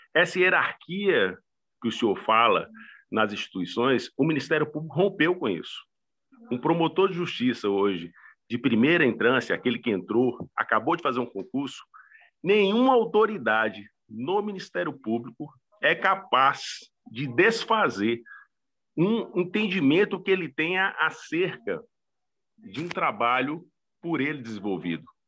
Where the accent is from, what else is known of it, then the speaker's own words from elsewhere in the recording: northern Minas Gerais, Brazil; now in Recife, Brazil; eu sou mineiro, professor, eu sou geraizeiro. Catrumano e ah. Catingueiro, do sertão de Minas, norte de Minas Gerais